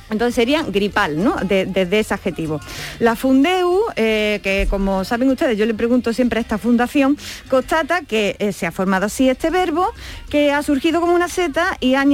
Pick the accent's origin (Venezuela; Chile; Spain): Spain; Alcaudete, Andalusia; Los de mi pueblo eh, y las de mi pueblo somos alcaudetense y alcaudetensa, ¿vale?